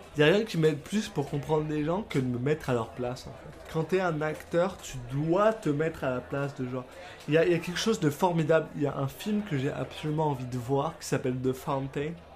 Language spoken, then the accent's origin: French; France; moved away as an adult; now in Canada; je suis français, je viens de France